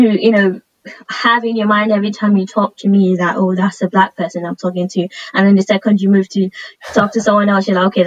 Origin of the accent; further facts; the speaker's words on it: Nigeria; moved away; I grew up in Nigeria